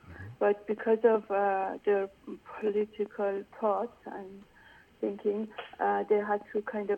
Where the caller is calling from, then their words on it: United States; Hi. I am calling from America.